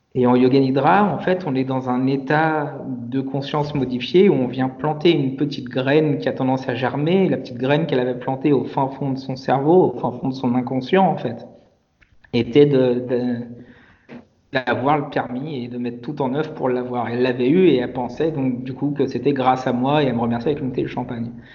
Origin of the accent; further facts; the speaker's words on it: Paris, Île-de-France, France; moved away as an adult; also born or lived in Lyon region / Guadeloupe; J'ai grandi à Paris